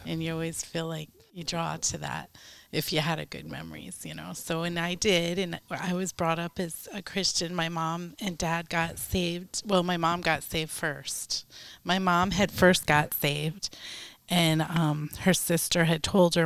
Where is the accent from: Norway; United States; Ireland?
United States; Westwood, New Jersey; moved away; was born in Westwood, New Jersey.